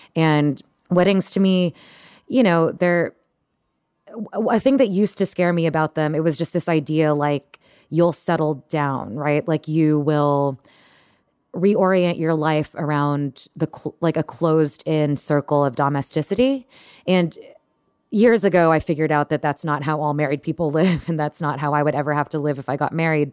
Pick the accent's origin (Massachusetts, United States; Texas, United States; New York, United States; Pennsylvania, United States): Texas, United States; moved away; I grew up in Texas